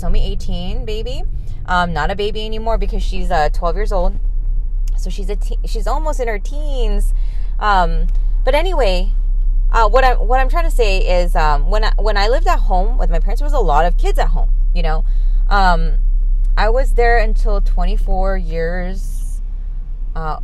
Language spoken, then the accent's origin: English; California, United States; I was born here in California